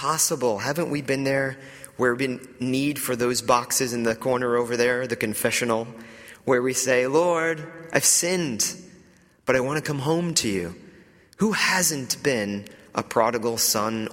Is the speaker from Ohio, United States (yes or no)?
no; Atlanta, Georgia, United States; moved away as an adult; also born or lived in New York; I grew up in the Bible Belt in Atlanta, Georgia, in the outskirts of Atlanta